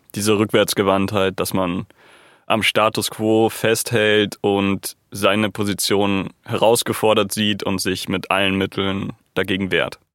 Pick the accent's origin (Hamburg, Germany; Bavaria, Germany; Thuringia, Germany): Bavaria, Germany; Munich; ich bin Münchner und ich bin hier geboren und aufgewachsen